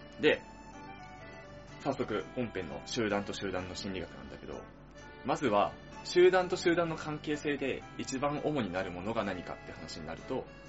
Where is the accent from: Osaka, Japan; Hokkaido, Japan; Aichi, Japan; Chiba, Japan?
Chiba, Japan; 俺たち千葉県民が